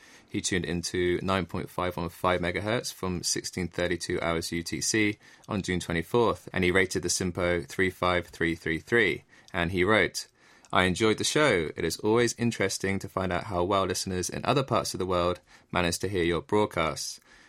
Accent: England, United Kingdom; As an Englishman, I have to say that I definitely approve of the strawberries and cream, and many of my friends back home will be enjoying some right now as the Wimbledon tennis tournament is in full swing.

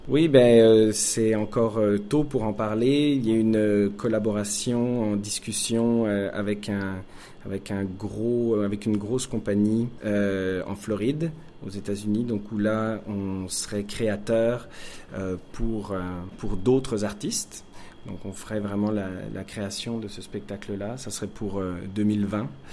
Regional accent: France; moved away as an adult; now in Montreal, Canada; je suis français d'origine, euh, habitant à Montréal depuis maintenant 14 ans

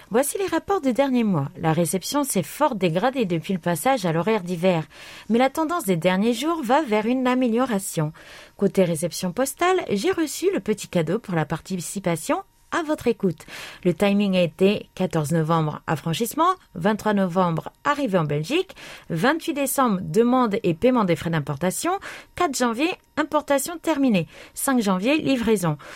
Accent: Metz, Grand Est, France; alors que le marché de Noël de Metz, ma ville natale, présentait des pavillons étrangers, canadiens, russes, etc.

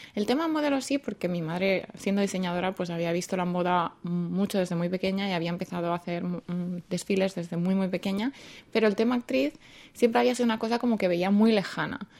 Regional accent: Madrid, Community of Madrid, Spain; moved away as an adult; now in South Korea; vengo de Madrid y llevo en Corea así más o menos cinco años

